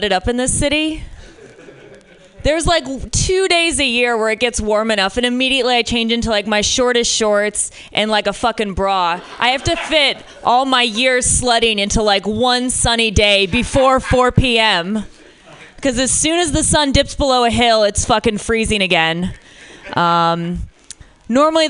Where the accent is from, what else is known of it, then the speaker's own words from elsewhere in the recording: Michigan, United States; now in San Francisco, United States; I'm from Michigan originally